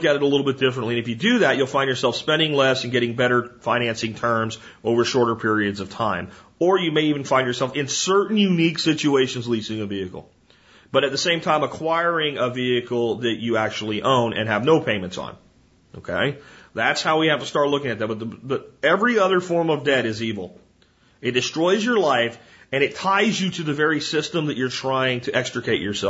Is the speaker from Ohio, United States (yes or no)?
no; New Jersey, United States; moved away; I was born in New Jersey